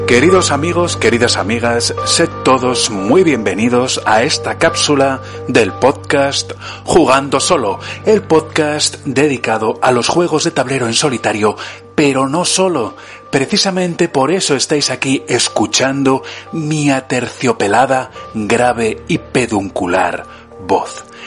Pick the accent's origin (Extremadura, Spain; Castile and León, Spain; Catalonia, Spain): Castile and León, Spain; Burgos; now in Italy; en Burgos, mi ciudad natal